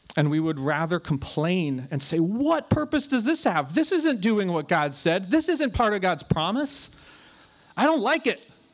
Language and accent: English; United States; ourselves as American Christians